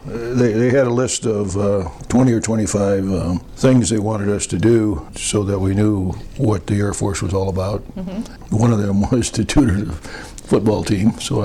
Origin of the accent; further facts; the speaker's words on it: Waterloo, Iowa, United States; moved away as an adult; also born or lived in Dubuque, Iowa / Ames, Iowa / Des Moines, Iowa / Virginia; I was born in Dubuque, raised in Waterloo, ended up going to school at Ames and then moved to Des Moines and then left the state.